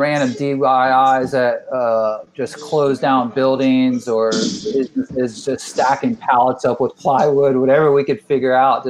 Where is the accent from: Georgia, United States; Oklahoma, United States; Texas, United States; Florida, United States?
Florida, United States; St. Petersburg; born and raised in St. Pete, Florida